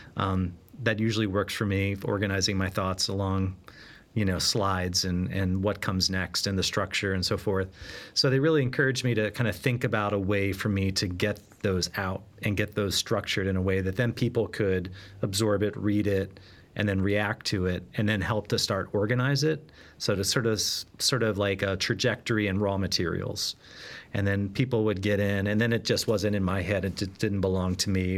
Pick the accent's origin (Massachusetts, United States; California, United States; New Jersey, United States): Massachusetts, United States; Boston; now in Philadelphia, United States; I'm a Bostonian, at least at heart, living in Philadelphia